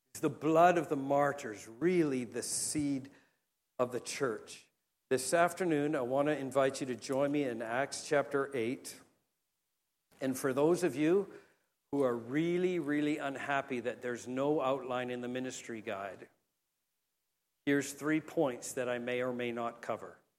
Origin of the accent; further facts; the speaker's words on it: Canada; as a Canadian, my generation